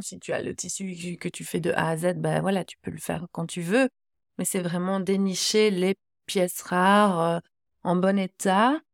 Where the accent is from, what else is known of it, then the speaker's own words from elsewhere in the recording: Belgium; je suis belge, je crée en Belgique